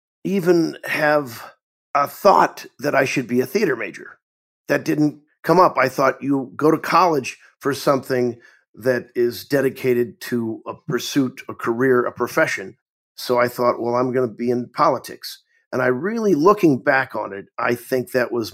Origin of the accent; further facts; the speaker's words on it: Tipton, Missouri, United States; moved away as an adult; I'm from Tipton.